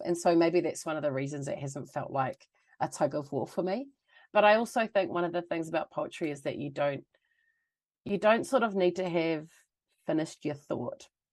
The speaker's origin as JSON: {"language": "English", "region": "Auckland", "country": "New Zealand", "tie": "born or raised there", "moved": "as an adult", "lives_now": "Canada", "said": "I grew up mostly in Auckland"}